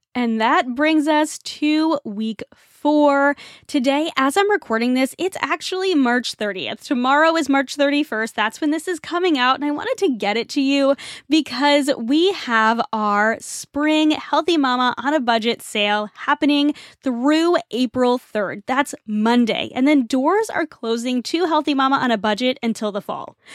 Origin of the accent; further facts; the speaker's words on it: Northeast, United States; I grew up in the Northeast and we have a huge Irish population